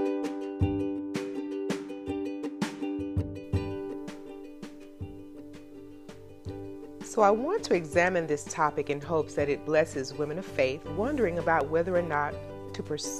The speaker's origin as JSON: {"language": "English", "region": "the South", "country": "United States", "accent": "Southern", "said": "I'm from the South"}